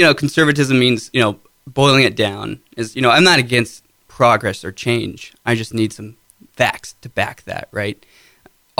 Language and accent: English; Arlington, Ohio, United States; I grew up in Arlington, graduated from Arlington High School in 2013